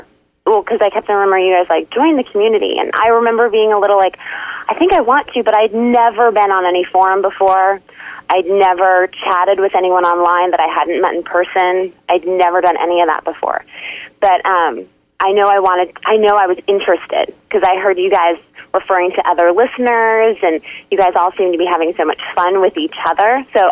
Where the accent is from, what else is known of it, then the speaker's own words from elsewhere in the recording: Alaska, United States; I was originally from Alaska, but I've lived in a number of different states.